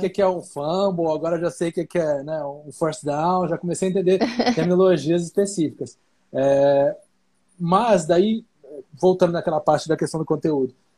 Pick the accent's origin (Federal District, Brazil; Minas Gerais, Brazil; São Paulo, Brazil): Federal District, Brazil; Brasília; Como a gente é de Brasília